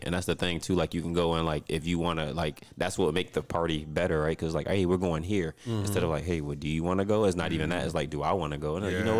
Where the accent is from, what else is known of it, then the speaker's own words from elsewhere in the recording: St. Petersburg, Florida, United States; I'm from St. Pete